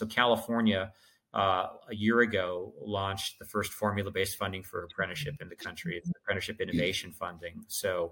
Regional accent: Canada; now in Los Angeles, United States; I'm from Canada

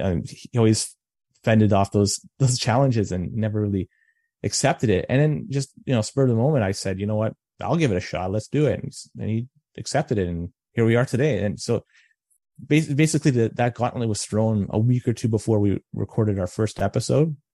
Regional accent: Toronto, Ontario, Canada; now in Oakville, Canada; I was born and raised in Toronto

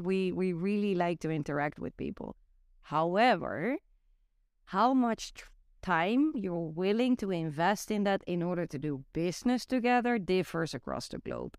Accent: Netherlands; English is a second language; moved away; growing up in the Netherlands

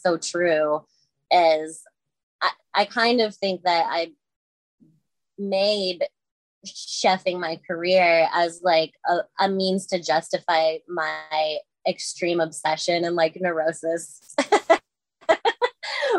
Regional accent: Madison, Wisconsin, United States; moved away as an adult; now in Chicago, United States; I was born and raised in Madison, Wisconsin

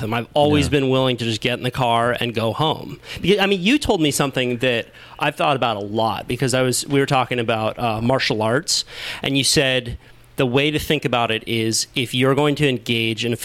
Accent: Santa Cruz, California, United States; growing up in Santa Cruz

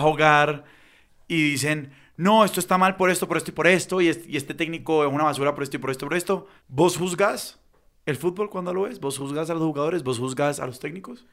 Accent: Cali, Valle del Cauca, Colombia; yo siendo caleño

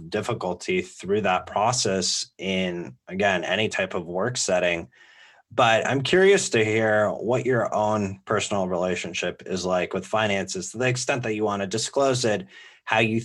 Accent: Bay Area, California, United States; Growing up in the Bay Area

